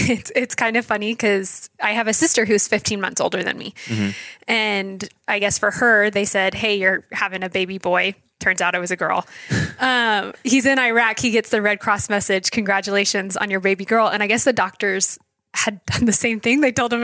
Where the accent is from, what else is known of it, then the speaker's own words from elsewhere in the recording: Fredericksburg, Virginia, United States; also born or lived in Idaho; I was born in Idaho, mm-hmm. On the other side of the state, but I claim Virginia as home. That's where I graduated high school. That's where I went to college. So Fredericksburg, Virginia is kind of my hometown.